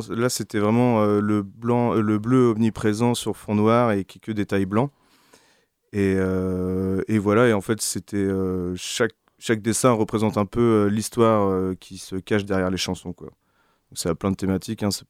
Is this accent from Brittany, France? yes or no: yes; Quimperlé, Brittany, France; moi, je suis né à Quimperlé